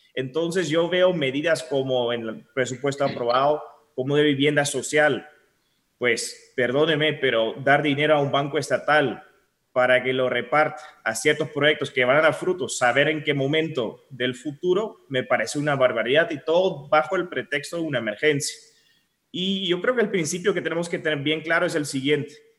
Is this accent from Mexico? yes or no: no; Netherlands; now in Guatemala; yo soy holandés